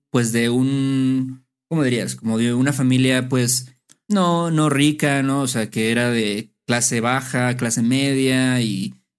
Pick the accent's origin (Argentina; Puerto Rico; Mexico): Mexico; Veracruz; moved away as an adult; now in Mexico City, Mexico; lo considero como mi ciudad natal, aunque no nací ahí pero es donde crecí, donde pasé mi adolescencia